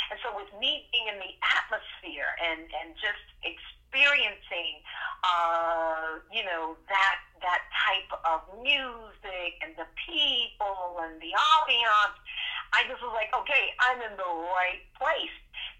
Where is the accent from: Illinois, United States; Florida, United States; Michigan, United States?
Florida, United States; Fort Lauderdale; And yeah, so I know a lot of people, when they find out that I am a Floridian, they say, oh, well, you must have been born in Broward Gene